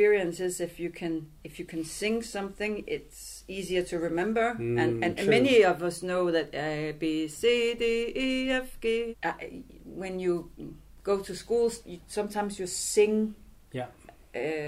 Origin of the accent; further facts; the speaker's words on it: Denmark; also born or lived in Greenland / Sisimiut, Greenland; now in Nuuk, Greenland; I was born in Greenland, grew up in Denmark, came back to Sisimiut, and then I didn't see Greenland for 20 years.